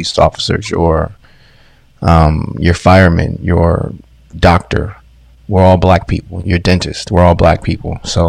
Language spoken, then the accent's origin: English; Detroit, Michigan, United States; born or raised there